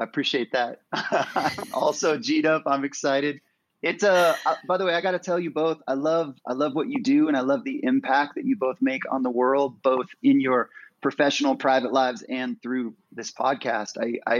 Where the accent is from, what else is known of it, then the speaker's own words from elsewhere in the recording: Incline Village, Nevada, United States; I grew up in Lake Tahoe on the North Shore in Incline Village.